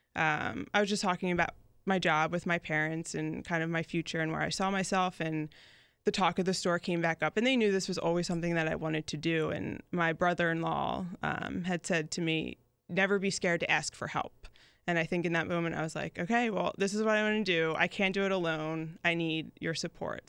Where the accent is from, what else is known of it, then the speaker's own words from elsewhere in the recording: Newtown, Pennsylvania, United States; moved away as an adult; also born or lived in Philadelphia; now in Jacksonville Beach, United States; from Newtown, Bucks County. So it's about, like, forty minutes outside of the city. Um, that's where I grew up.